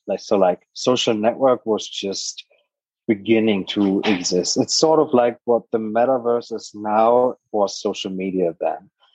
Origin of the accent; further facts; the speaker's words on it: Germany; English is a second language; moved away as an adult; now in United States; I am a native German. I grew up in Germany for my first 19 years of my life. I'm now based in America